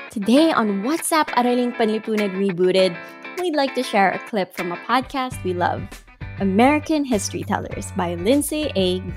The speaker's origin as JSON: {"language": "English", "country": "Philippines", "tie": "born or raised there", "said": "born and raised in the Philippines like me"}